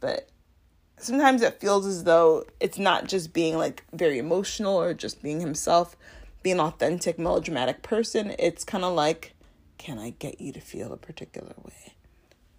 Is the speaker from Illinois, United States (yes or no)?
yes; Chicago, Illinois, United States; I'm from Chicago